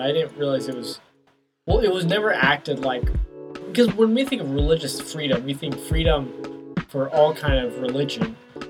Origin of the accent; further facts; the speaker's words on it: United States; growing up in America